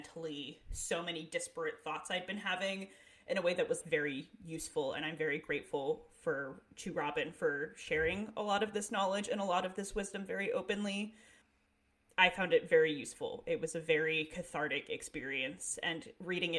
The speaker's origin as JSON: {"language": "English", "region": "Northeast", "country": "United States", "tie": "born or raised there", "moved": "yes", "lives_now": "Pacific Northwest, United States", "said": "it's much different out here than it is where I grew up in the Northeast"}